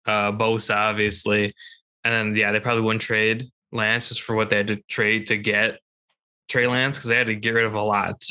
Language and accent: English; Minnesota, United States; I'm also from Minnesota, so we don't have that here. We eat like weird stuff like lutefisk.